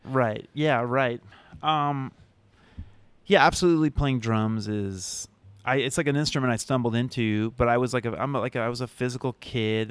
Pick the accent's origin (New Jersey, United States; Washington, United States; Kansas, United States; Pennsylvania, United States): Pennsylvania, United States; outside of Philadelphia; moved away; also born or lived in Providence, Rhode Island; growing up outside of Philadelphia